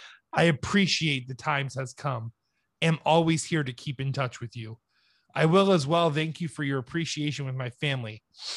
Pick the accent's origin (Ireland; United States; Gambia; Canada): Gambia; English is a second language; And I am from the Gambia, located in west part of Africa.